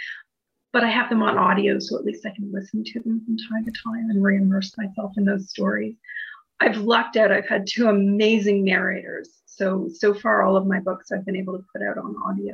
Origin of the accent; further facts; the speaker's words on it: Canada; I'm Canadian